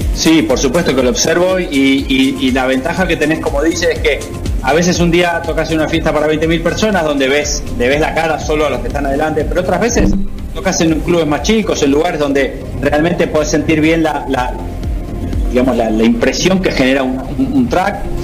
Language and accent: Spanish; Argentina; moved away; also born or lived in United Kingdom / Barcelona; el lugar donde más cómodo me siento es Argentina